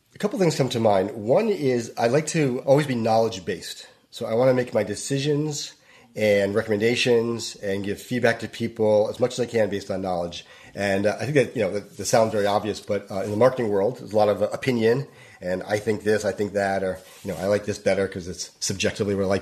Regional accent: Northeast, United States; moved away as an adult; also born or lived in New York; now in Los Angeles, United States; I grew up in the Northeast.

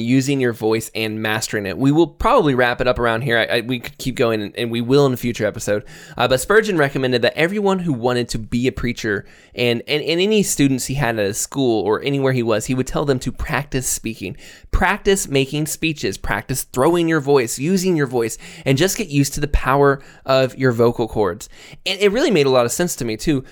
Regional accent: Florida, United States; moved away; I grew up in Florida

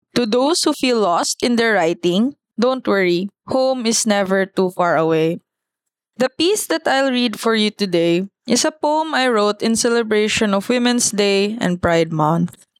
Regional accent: Davao City, Davao Region, Philippines; I'm from Davao City.

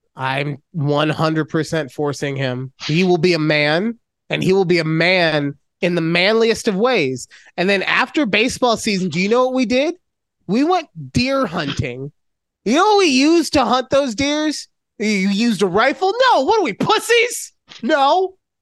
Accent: Las Vegas, Nevada, United States; I am from Vegas. I am a. Uh, I've been here since second grade.

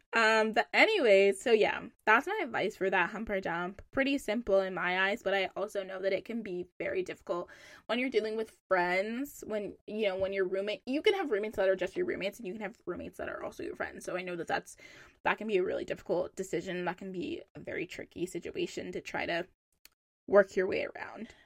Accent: Charlotte, North Carolina, United States; moved away as an adult; now in Boston, United States; I'm from Charlotte

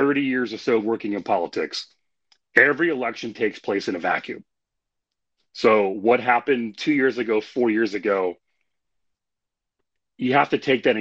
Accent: Indiana, United States; I grew up in Indiana. You know, in the Midwest, we tend to prefer, you know, genuine people

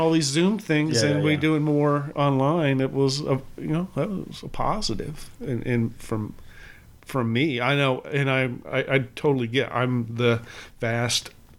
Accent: Ohio, United States; moved away; I'm from Ohio.

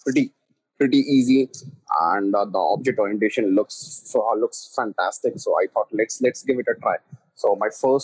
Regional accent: Delhi, India; I'm from Delhi, India.

